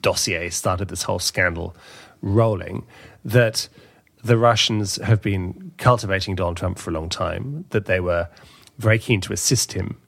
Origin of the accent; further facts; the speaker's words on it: London, United Kingdom; my hometown in London